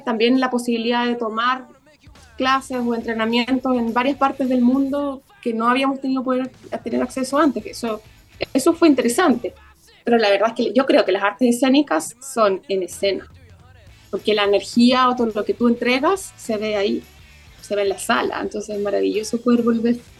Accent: Concepción, Biobío, Chile; yo como directora también soy penquista

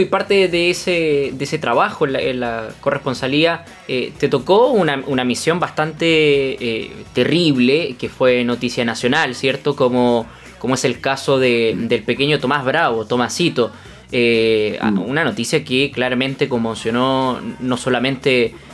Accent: Concepción, Biobío, Chile; also born or lived in Magallanes; soy nacido acá en, Conce

